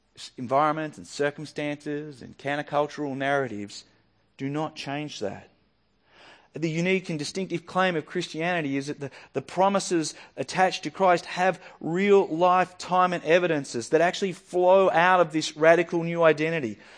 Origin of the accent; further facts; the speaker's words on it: Yackandandah, Victoria, Australia; moved away; Yakindando is my hometown, it's where I grew up